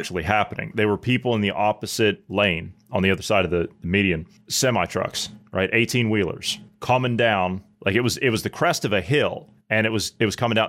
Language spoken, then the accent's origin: English; southeastern Ohio, United States; I come from the southeastern part of Ohio, where it's hilly and we have, like, a bunch of backcountry roads